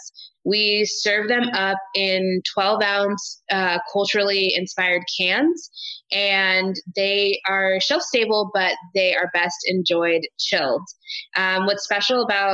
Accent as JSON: {"language": "English", "town": "Hanford", "region": "California", "country": "United States", "tie": "born or raised there", "said": "I grew up here"}